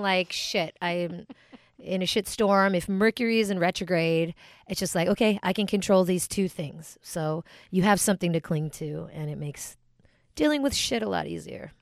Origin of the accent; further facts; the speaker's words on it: United States; I'm American and I'm whatever I am, but also Filipino and proud